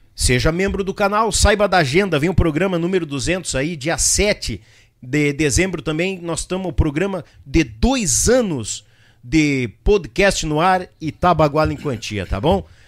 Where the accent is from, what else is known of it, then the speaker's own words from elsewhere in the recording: São Leopoldo, Rio Grande do Sul, Brazil; na cidade de São Leopoldo, minha terrinha onde eu nasci, fui parido lá no Hospital Centenário.